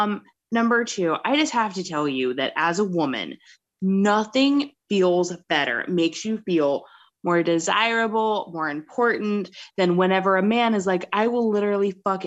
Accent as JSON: {"language": "English", "town": "Keedysville", "region": "Maryland", "country": "United States", "tie": "born or raised there", "said": "back when I grew up in Keedysville, Maryland"}